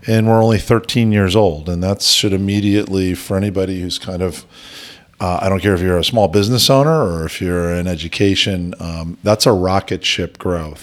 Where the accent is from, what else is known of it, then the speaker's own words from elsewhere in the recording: outside New York City, Connecticut, United States; moved away as an adult; now in Idaho, United States; I actually grew up outside New York City in a commuting town and actually Connecticut